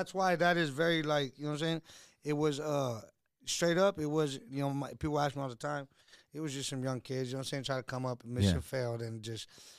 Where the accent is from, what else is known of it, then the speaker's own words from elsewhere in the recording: San Bernardino, California, United States; moved away as an adult; also born or lived in Los Angeles; Born and raised in the Dino.